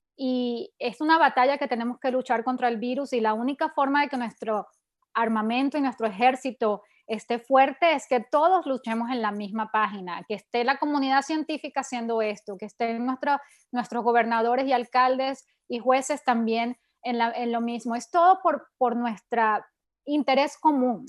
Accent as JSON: {"language": "Spanish", "country": "Venezuela", "said": "yo soy de Venezuela"}